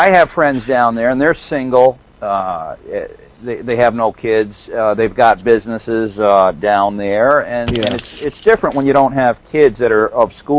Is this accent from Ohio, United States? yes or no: no; Detroit, Michigan, United States; moved away; When I grew up in Detroit